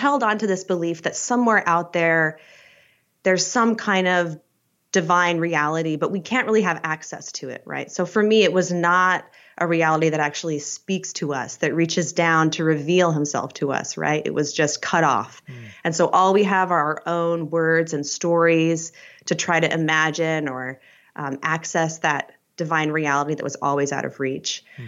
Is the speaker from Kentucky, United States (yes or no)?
no; Idaho, United States; also born or lived in Utah, United States; So I'm actually an Idaho native. So I was born in McCall, and I mainly grew up in Utah and Eastern Idaho in the Mormon belt. And I was raised an evangelical Christian.